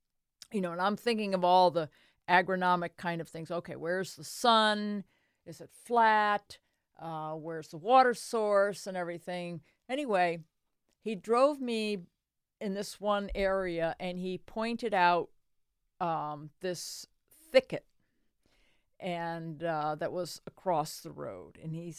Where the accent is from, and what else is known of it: Connecticut, United States; born or raised there; now in Delaware, United States